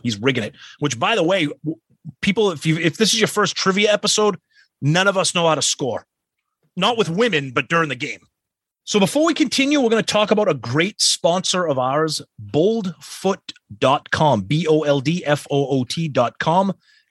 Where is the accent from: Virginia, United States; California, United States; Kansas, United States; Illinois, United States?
California, United States; I grew up in California, probably not too far from Mr. Pooney. The radio stations in the Bay Area in the 70s probably considered themselves pretty elite at the time